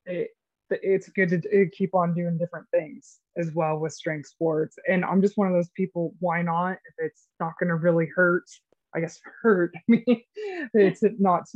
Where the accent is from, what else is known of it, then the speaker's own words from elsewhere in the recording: Idaho, United States; my summers growing up in Idaho